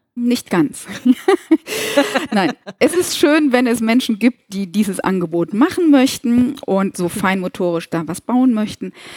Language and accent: German; Kassel, Hesse, Germany; now in Koblenz, Germany; lebe im lustigen Rheinland in Koblenz, und ich glaube, der Frohsinn, der ist schon immer in meinem Gemüt, obwohl ich gebürtig aus Nordhessen komme, aus Kassel.